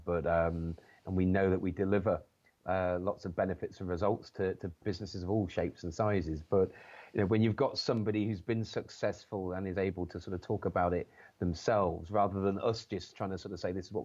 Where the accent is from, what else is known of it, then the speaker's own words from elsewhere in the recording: Chester, North West England, United Kingdom; an organization that was based up in my hometown in Chester